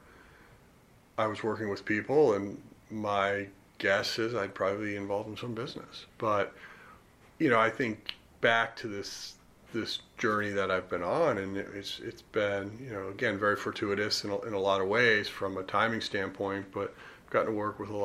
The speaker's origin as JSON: {"language": "English", "region": "Colorado", "country": "United States", "tie": "born or raised there", "said": "I grew up in Colorado"}